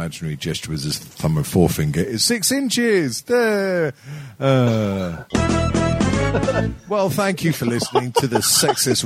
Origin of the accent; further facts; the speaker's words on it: Manchester, North West England, United Kingdom; moved away; also born or lived in Cardiff; after I was born in Cardiff, I was raised in Didsbury, so I've still got a bit of the mank in me.